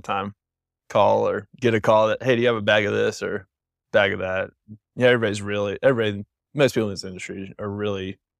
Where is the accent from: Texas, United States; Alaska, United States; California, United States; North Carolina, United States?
North Carolina, United States; Winston-Salem; also born or lived in Galax, Virginia / Richmond, Virginia; I was born in Galax, but we moved to Winston-Salem whenever I was 5. So I really grew up in Winston, and my wife was born and raised in Winston as well. So we spent a few years in Richmond and then wanted to come home